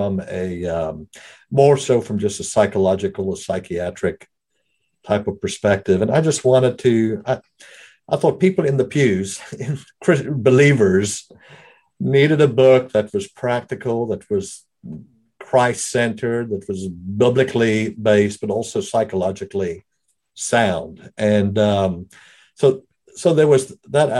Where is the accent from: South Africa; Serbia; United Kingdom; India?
South Africa; accent: brogue; moved away as an adult; now in United States; I was raised in South Africa. Been in the States, though, for the majority of all of my adult life.